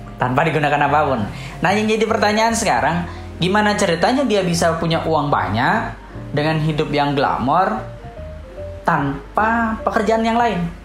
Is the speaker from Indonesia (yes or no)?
yes; Java, Indonesia; Kalau di Jawa ya, di Jawa itu kebetulan di kampung saya